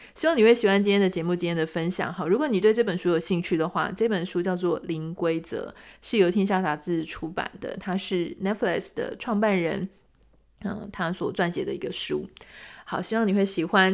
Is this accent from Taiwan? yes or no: yes; Taiwan; 我们台湾人